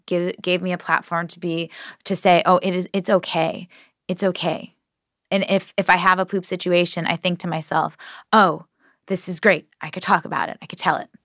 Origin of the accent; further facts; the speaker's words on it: Connecticut, United States; I'm from Connecticut